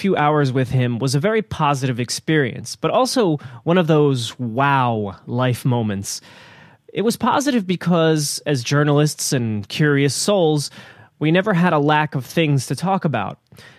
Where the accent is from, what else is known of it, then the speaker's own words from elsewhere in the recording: United States; he's Iraqi, I'm American